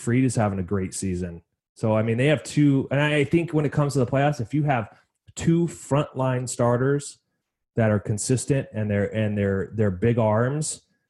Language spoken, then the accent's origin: English; Euclid, Ohio, United States; I was born in Cleveland, Euclid, Ohio, so I got some roots there.